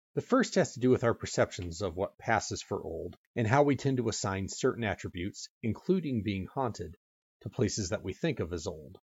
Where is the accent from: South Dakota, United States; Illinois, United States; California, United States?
California, United States; my home state of California